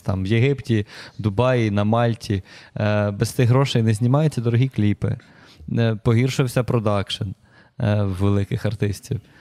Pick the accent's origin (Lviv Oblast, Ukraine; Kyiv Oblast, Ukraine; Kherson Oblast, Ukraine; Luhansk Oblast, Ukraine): Kyiv Oblast, Ukraine; Myronivka; now in Kyiv, Ukraine; Я взагалі з Київської області. Я з маленького містечка Миронівка, у нас там 13 тисяч населення. Угу. Супер непонтово собі ріс